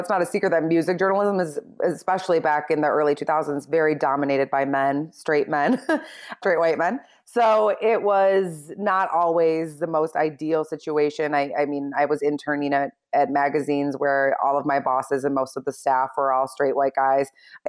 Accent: Michigan, United States; I had like my own little neighborhood newsletter that I created for myself when I was young, growing up in Michigan.

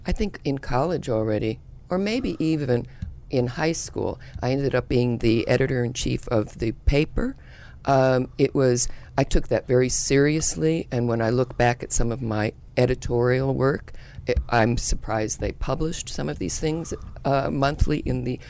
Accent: Yalesville, Connecticut, United States; Yalesville, Connecticut, very rural part of Connecticut

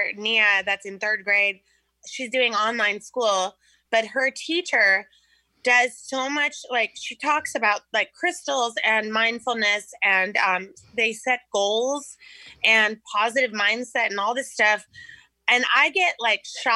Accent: California, United States; we are from California.

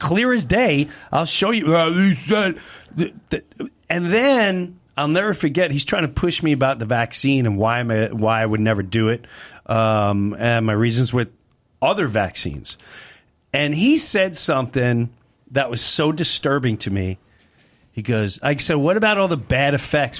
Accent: Nassau County, Long Island, New York, United States; I'm from Nassau County

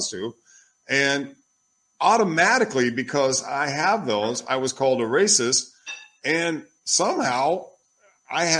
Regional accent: Oklahoma, United States; also born or lived in Minneapolis, Minnesota; now in Italy; I was born in Oklahoma, but I spent a lot of time in the south side of Minneapolis

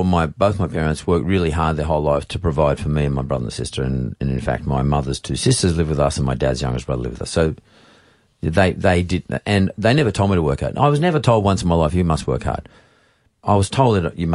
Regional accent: Sydney, New South Wales, Australia; also born or lived in Punchbowl / Eastern Suburbs, Sydney; I grew up in the Canterbury Bankstown district

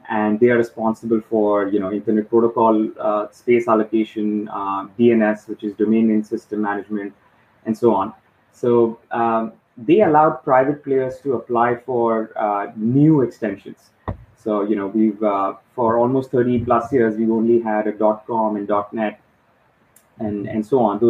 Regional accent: India; moved away as an adult; also born or lived in Mumbai, India; now in Dubai, United Arab Emirates; I was born and raised in India, lived in a few different parts

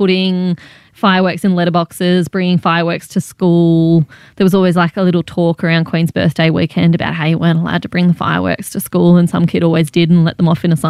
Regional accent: Canberra, Australian Capital Territory, Australia; moved away; also born or lived in Malaysia; I grew up in Canberra, but I spent some time as a kid in Malaysia as well.

